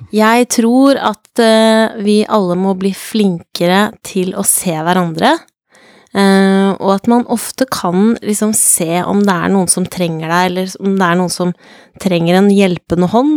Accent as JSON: {"language": "Norwegian", "town": "Jessheim", "region": "Akershus", "country": "Norway", "said": "jeg er fra Jessheim"}